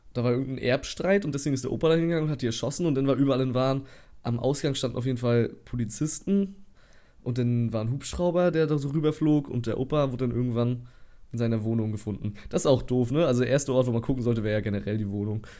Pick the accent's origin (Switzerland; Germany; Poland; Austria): Germany; Waren, Mecklenburg-Vorpommern; wir kommen aus Waren, Müritz